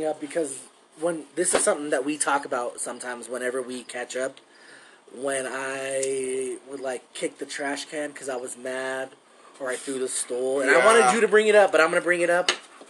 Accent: Commerce City, Colorado, United States; also born or lived in San Diego, California; I moved out of my hometown from Colorado, Commerce City, Colorado, and then I went to San Diego, hung out there, and then they didn't work out, and then we ended up coming back here.

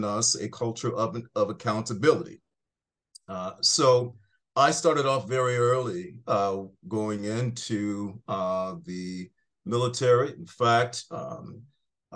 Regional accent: Buffalo, New York, United States; I am fundamentally a working class kid from upstate New York. I grew up in Buffalo, New York

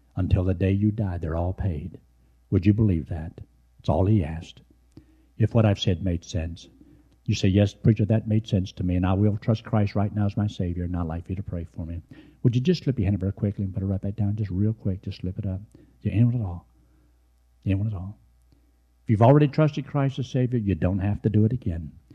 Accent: United States; I was born in America.

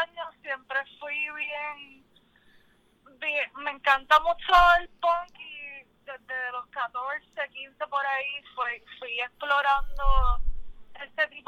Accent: Cabo Rojo, Puerto Rico; also born or lived in San Juan; soy de Cabo Rojo. Estuve un tiempo por San Juan, pero regresé.

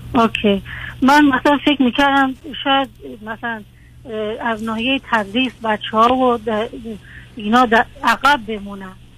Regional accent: Iran; moved away as an adult; also born or lived in Iraq; از کردایی هستیم که به ایران مهاجرت کردیم و من اصلا بزرگ شده ایران هستم

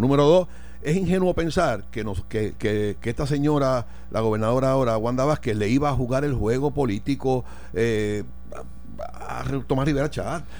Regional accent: Puerto Rico; como puertorriqueño

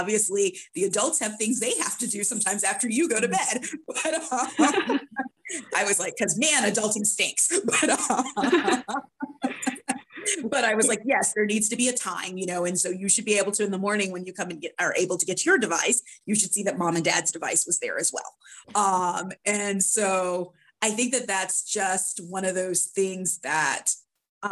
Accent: Florida, United States; I grew up in Florida

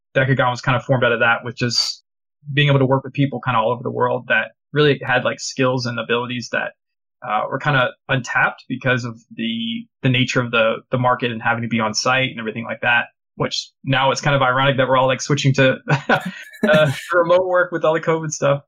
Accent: United States; moved away as an adult; now in Canada; I'm originally from the States.

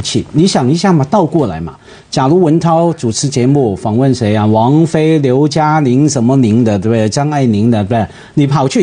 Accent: Hong Kong; Chinese is a second language; 我们香港人

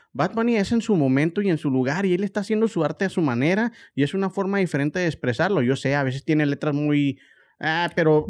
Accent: Mexico; como mexicano

